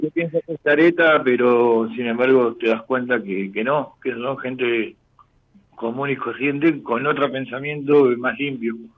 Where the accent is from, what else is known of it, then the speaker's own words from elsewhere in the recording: Gualeguay, Entre Ríos, Argentina; moved away as an adult; also born or lived in west zone of Buenos Aires; now in Buenos Aires, Argentina; de Entre Ríos, pero actualmente estoy viviendo en zona oeste de Buenos Aires.